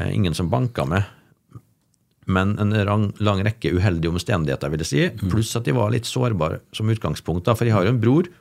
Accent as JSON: {"language": "Norwegian", "town": "Molde", "region": "Møre og Romsdal", "country": "Norway", "tie": "born or raised there", "also_born_or_lived": "Oslo", "moved": "yes", "said": "til min familie på Bolsøya, der jeg vokste opp"}